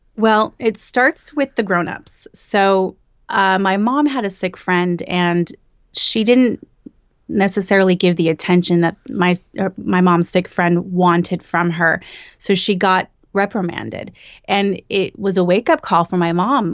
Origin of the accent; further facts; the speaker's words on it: Bakersfield, California, United States; moved away as an adult; now in Los Angeles, United States; I'm from Bakersfield, which is Central Valley. And as soon as I turned eighteen, I moved to L